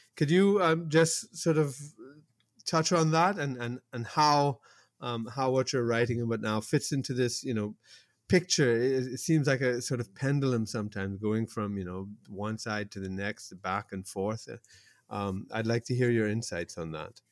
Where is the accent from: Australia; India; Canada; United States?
Canada; Toronto, Ontario; growing up in Toronto